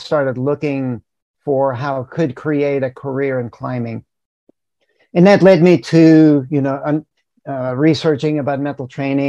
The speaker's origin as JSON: {"language": "English", "town": "Manchester", "country": "United States", "tie": "born or raised there", "said": "I was introduced to climbing when I was 18, you know, a senior in high school, and I grew up in Manchester, just south of where you are."}